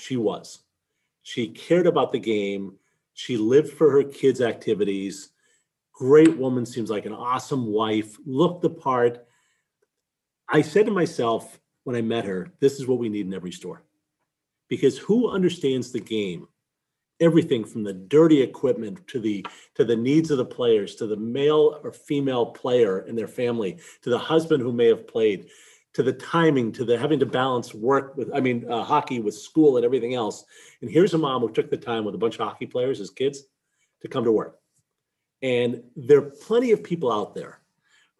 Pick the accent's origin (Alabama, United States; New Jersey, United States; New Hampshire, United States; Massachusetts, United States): Massachusetts, United States; Boston; I grew up in Boston. I've lived here my whole life